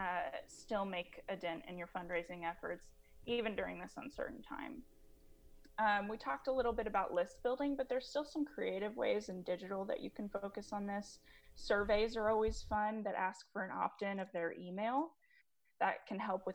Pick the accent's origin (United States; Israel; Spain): United States; Kansas; my home state of Kansas